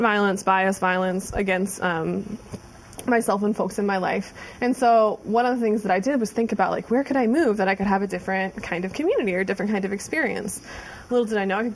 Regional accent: Ohio, United States; moved away as an adult; I moved from Ohio. I was a 4-H'er

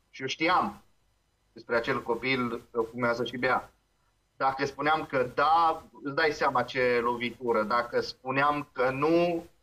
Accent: Transylvania, Romania; now in Moldavia, Romania; Eu am venit din Ardeal în Moldova.

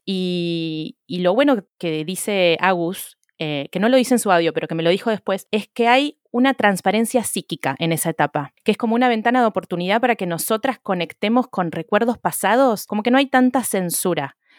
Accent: Argentina; now in Wales, United Kingdom

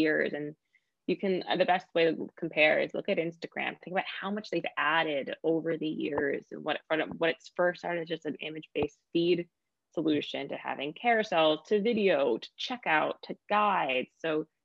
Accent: United States; as an American

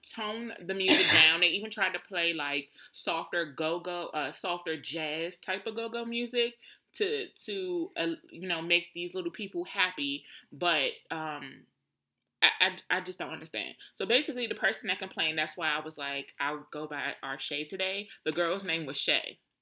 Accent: Washington, District of Columbia, United States; I was born and raised in Southeast

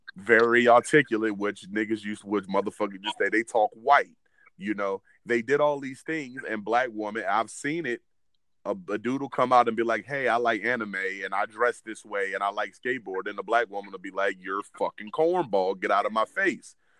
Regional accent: Williamsburg, Virginia, United States; where we grew up, we grew up in Williamsburg, Virginia

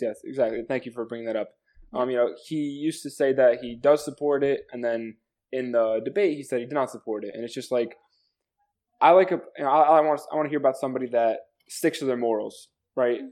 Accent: New Jersey, United States; I'm 18 years old. Uh, I'm from New Jersey.

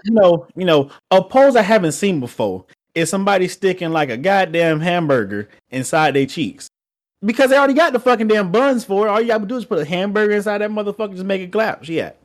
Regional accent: Georgia, United States; I'm from Georgia. We from the South.

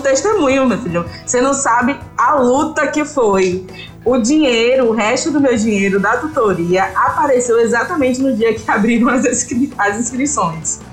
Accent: Tanquinho, Bahia, Brazil; also born or lived in Feira de Santana; estou gravando com vocês de Feira de Santana, mas eu sou de Tanquinho, né? É uma cidade que é do interior do interior do interior da Bahia

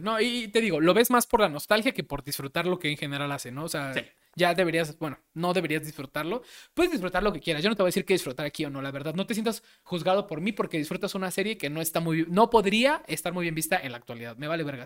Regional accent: Mexico; somos mexicanos

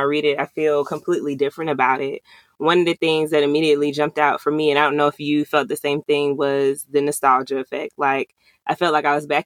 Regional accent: Atlanta, Georgia, United States; I'm from the Atlanta area

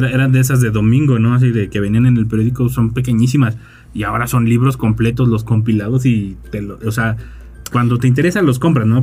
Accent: Mexico; así somos los mexicanos

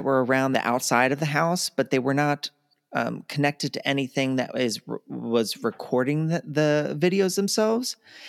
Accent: Baltimore, Maryland, United States; I know we come from Baltimore where there's 300 annually.

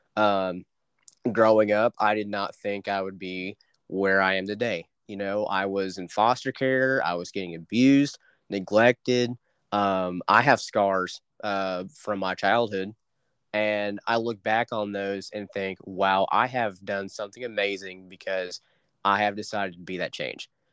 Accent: Dewey, Oklahoma, United States; my hometown of Dewey, America, um, is not that special, I guess you could say. Um, Bartlesville, Oklahoma, is literally just five minutes south of us

